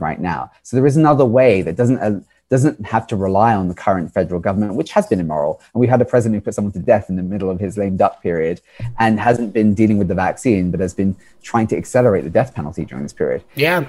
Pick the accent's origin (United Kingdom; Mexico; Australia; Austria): United Kingdom; now in United States; I come from the United Kingdom originally